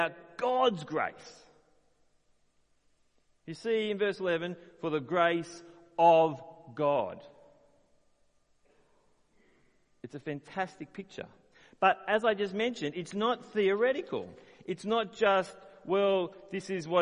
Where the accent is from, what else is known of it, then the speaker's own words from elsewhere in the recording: Australia; As an Australian